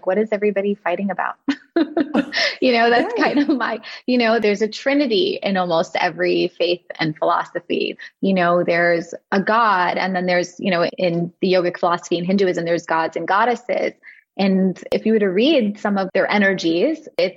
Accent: New York, United States; moved away as an adult; now in New Jersey, United States; I grew up in New York

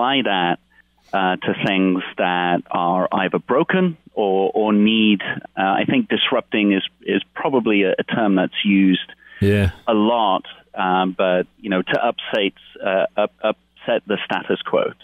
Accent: United Kingdom; moved away; part being British

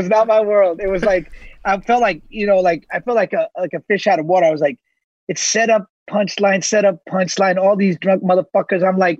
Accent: New York City, New York, United States; I'm from Jackson Heights, Queens. That's where I'm from.

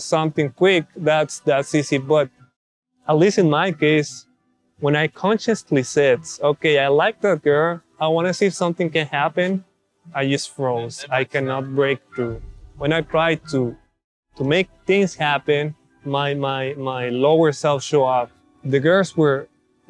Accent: Mexico; moved away as an adult; now in United States; I'm from Mexico, grew up over there, and then moved to the States to do my bachelor's and master's degree

